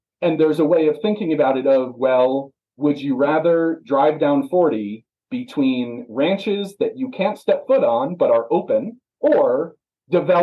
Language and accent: English; East Coast, United States; now in Grand County, Colorado, United States; my hometown back east, and the farms are far and few between